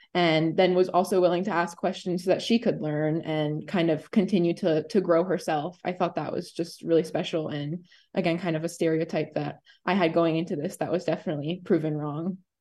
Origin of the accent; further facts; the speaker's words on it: Hershey, Pennsylvania, United States; I am from Hershey